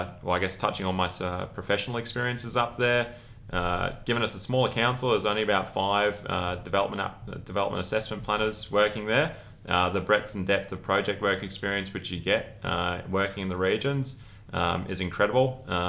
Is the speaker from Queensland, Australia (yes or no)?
yes; Brisbane, Queensland, Australia; moved away as an adult; now in Rockhampton, Australia; As I said, I was born and bred in Brisbane, so through and through.